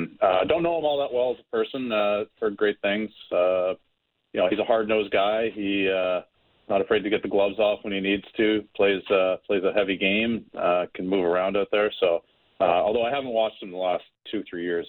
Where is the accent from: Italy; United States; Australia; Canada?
Canada; Oshawa, Ontario; I was able to be drafted by my hometown team. I'm from Oshawa